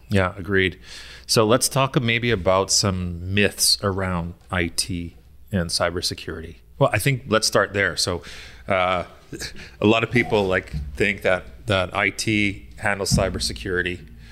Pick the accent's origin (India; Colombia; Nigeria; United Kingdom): United Kingdom; I am British as well